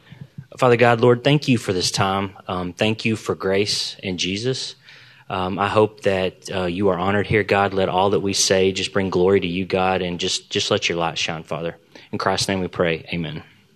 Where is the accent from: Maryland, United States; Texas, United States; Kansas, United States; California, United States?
Texas, United States; Arlington; So, I was born in Arlington, Texas, and I've lived in the Dallas area all my life. I was raised across the street from my grandparents and a few houses down from all of my aunts and uncles and cousins.